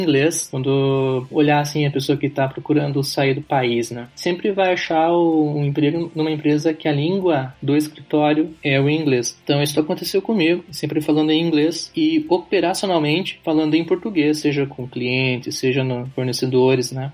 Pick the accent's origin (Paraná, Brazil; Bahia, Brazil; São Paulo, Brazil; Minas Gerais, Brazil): Paraná, Brazil; Curitiba; accent: sotaque do sul; moved away as an adult; also born or lived in Rio de Janeiro, Brazil; now in Kyiv, Ukraine; sou natural de Curitiba, Paraná e sou descendente de ucranianos. Moro em Kiev, na capital da Ucrânia